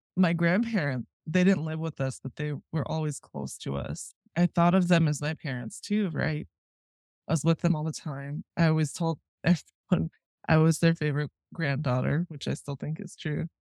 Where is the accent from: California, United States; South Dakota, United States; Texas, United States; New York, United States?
South Dakota, United States; Rapid City; I grew up in Rapid City, South Dakota